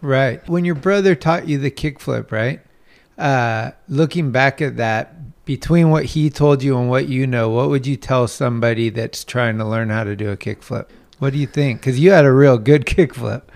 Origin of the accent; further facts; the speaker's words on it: Redwood City, California, United States; I was born uh, about twelve blocks down the street at Kaiser Hospital. Grew up in this area and uh, went to Sequoia High School